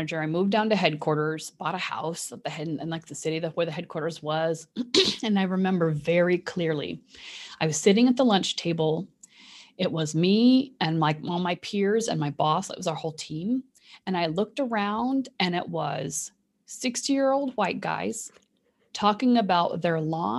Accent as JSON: {"language": "English", "region": "Kentucky", "country": "United States", "tie": "born there", "also_born_or_lived": "Indiana", "said": "And I was born in Kentucky, so it's almost Midwest. The western part of Kentucky is almost Midwestern."}